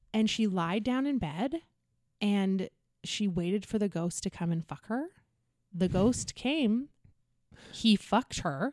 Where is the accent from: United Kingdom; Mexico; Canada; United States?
Canada; North Vancouver, British Columbia; I'm from North Van.